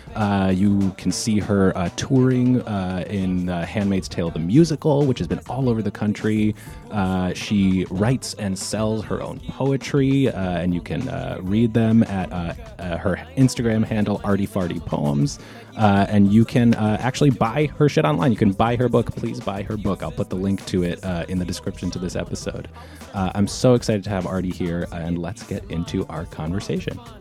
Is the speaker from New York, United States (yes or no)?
yes; Yonkers, New York, United States; I grew up in Yonkers